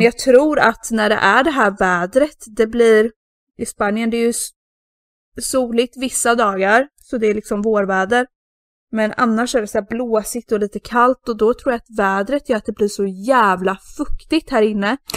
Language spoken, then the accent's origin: Swedish; Sweden; now in Spain; som svensk ensam tjej